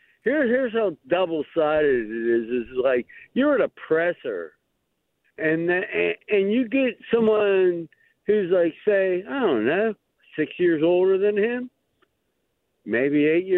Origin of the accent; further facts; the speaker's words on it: Green Tree, Pennsylvania, United States; now in Bellevue, United States; Oh, yeah. Bellevue, I grew up in Green Tree, though. We're real close to your studio.